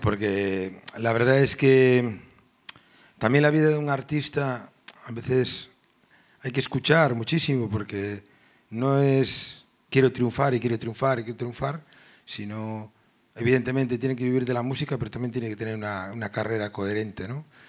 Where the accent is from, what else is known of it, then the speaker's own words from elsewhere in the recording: Caldas de Reis, Galicia, Spain; yo era funcionario, gestionaba empleo en mi pueblo, en Caldas